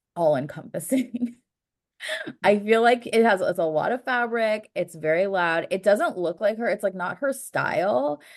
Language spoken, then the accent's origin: English; United States; being an American